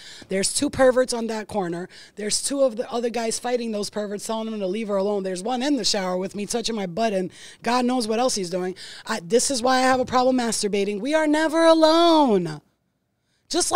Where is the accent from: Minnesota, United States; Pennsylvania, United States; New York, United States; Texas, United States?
New York, United States; New York City; I'm from Staten Island, too